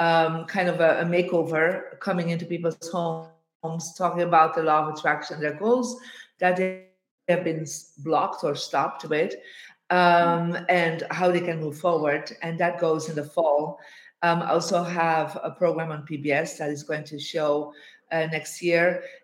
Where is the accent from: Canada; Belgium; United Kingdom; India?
Belgium; Bruges, Flanders; I am in my hometown in Bruges in Belgium after a tour of speaking engagements for the last month.